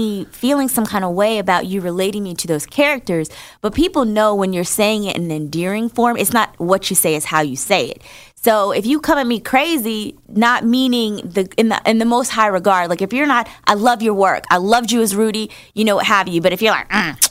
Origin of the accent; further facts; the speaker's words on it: North New Jersey, United States; I'm from North New Jersey.